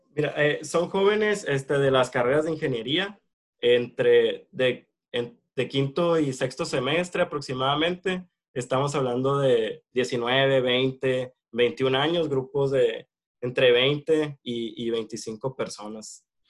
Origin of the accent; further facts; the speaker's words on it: Hermosillo, Sonora, Mexico; soy de aquí de Hermosillo, Sonora, eh, acá me encuentro actualmente